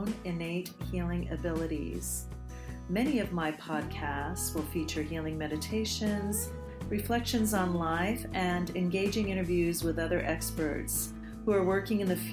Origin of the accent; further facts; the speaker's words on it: United States; moved away as an adult; now in Bali, Indonesia; I moved away from the United States of America in 2002